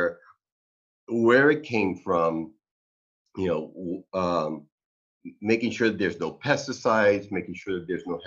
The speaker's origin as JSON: {"language": "English", "region": "New York", "country": "United States", "moved": "yes", "said": "I'm originally from New York"}